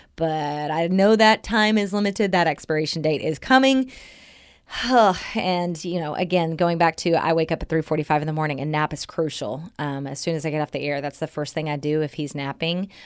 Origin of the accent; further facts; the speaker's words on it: Southern Oklahoma, United States; moved away; I'm from Southern Oklahoma.